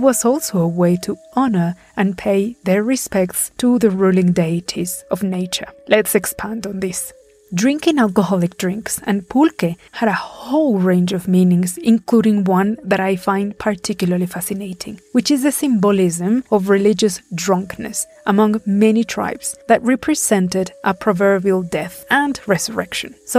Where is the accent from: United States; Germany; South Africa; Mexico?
Mexico; Puebla; my hometown of Puebla